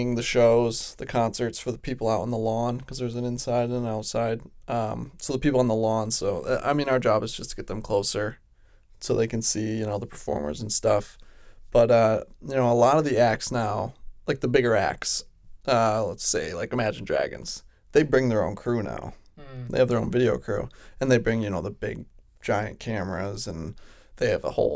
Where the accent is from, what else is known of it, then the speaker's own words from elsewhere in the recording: New York, United States; We told everybody we're from New York